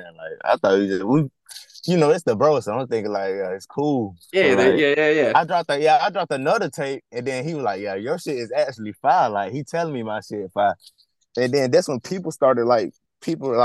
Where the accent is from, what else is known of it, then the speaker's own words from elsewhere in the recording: Griffin, Georgia, United States; accent: Southern; I'm from Georgia. I'm like 30, 40 minutes down from Atlanta. Like, it's called Griffin. It's a small city called Griffin.